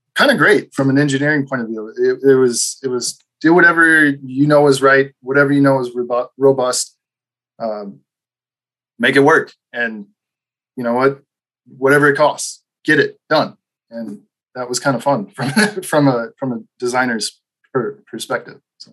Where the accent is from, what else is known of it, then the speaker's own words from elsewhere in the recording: Midwest, United States; also born or lived in Wisconsin / Green Bay; I'm from Midwest